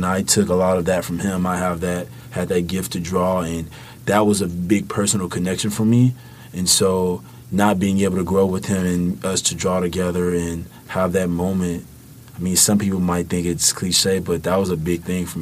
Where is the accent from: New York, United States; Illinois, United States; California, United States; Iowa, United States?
Illinois, United States; Chicago; moved away; growing up in the South Side of Chicago